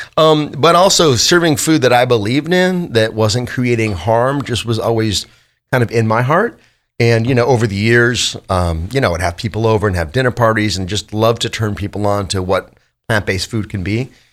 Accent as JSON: {"language": "English", "town": "Los Angeles", "region": "California", "country": "United States", "tie": "born or raised there", "said": "I grew up in Van Nuys, California"}